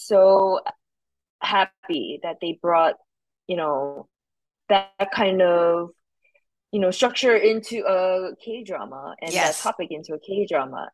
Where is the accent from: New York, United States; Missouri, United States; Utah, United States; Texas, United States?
New York, United States; I'm a New Yorker